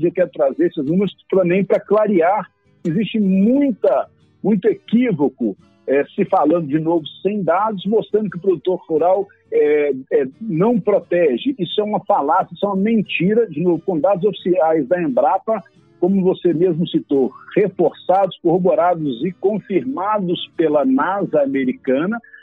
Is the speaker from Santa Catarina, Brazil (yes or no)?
no; Belo Horizonte, Minas Gerais, Brazil; Eu sou de Minas, de Belo Horizonte, mas rodo o Brasil inteiro